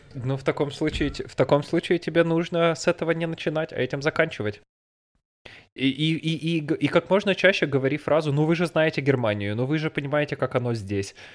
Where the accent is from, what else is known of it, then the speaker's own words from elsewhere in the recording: Russia; moved away as an adult; now in Bavaria, Germany; я из России